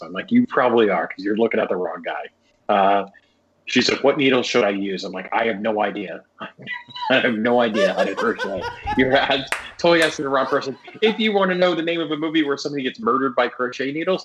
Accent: Ohio, United States; I'm from Ohio

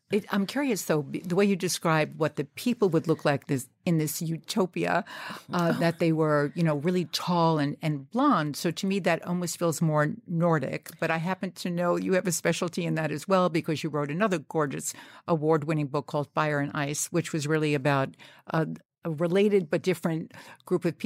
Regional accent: Pittsburgh, Pennsylvania, United States; I grew up in Pittsburgh, a Jewish family.

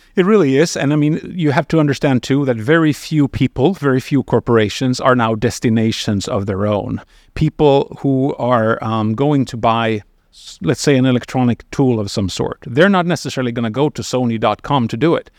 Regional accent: Sweden; I come from Sweden, which is an unusual country looking globally

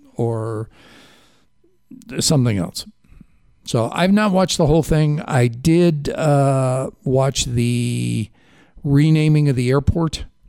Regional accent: Chicago, Illinois, United States; accent: Chicago; my Chicago accent

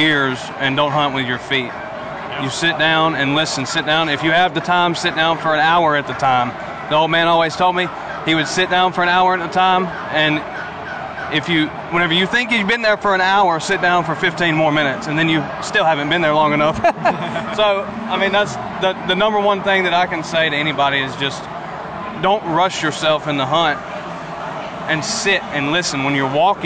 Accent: Livingston, Alabama, United States; I'm from Livingston, Alabama

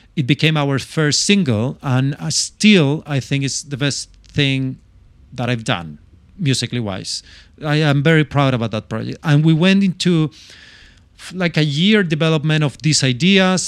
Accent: Chile; English is a second language; moved away as an adult; also born or lived in London

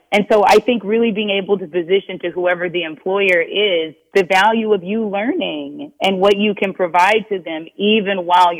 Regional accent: Minnesota, United States; I was a millennial. I was all of these things. I was a Black woman. I was from Minnesota.

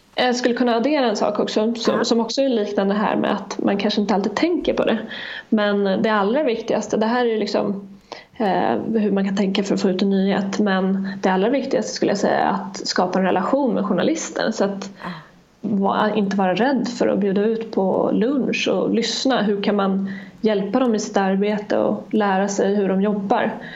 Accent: Gotland, Sweden; jag kommer från Gotland

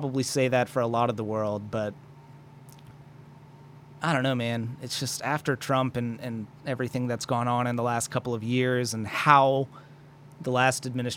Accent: Maryland, United States; I do have a lot of pride for being from Maryland. I think Maryland's been an exceptional place to grow up and live

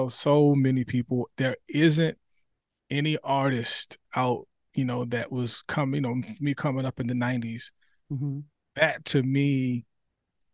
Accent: New Jersey, United States; moved away as an adult; now in South Carolina, United States; I'm originally from New Jersey

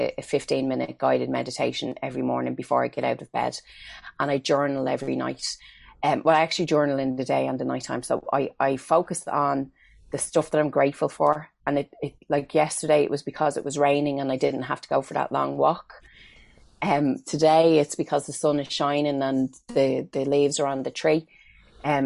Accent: Ireland; as Irish people

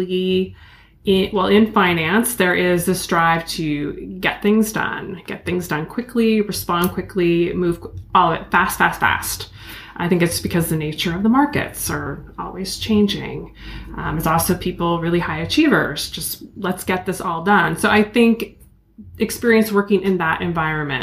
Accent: Eugene, Oregon, United States; I grew up in Eugene, Oregon

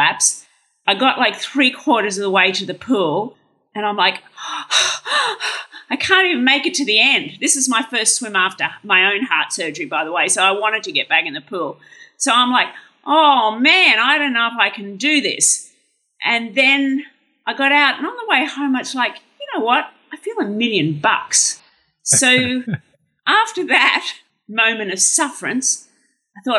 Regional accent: Brisbane, Queensland, Australia; I grew up in Brisbane

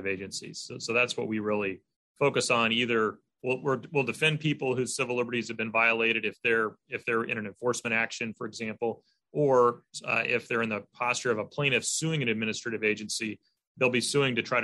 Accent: Kansas, United States; my home state of Kansas

